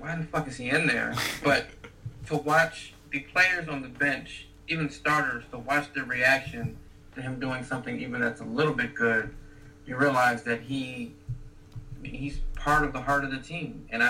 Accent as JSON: {"language": "English", "town": "Potomac", "region": "Maryland", "country": "United States", "tie": "born or raised there", "said": "I grew up in Potomac. I went to high school in Potomac"}